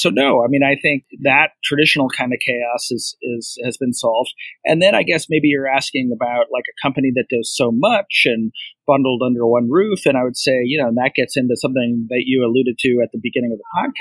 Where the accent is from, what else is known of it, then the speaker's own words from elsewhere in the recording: Cleveland, Ohio, United States; I grew up in Cleveland, Ohio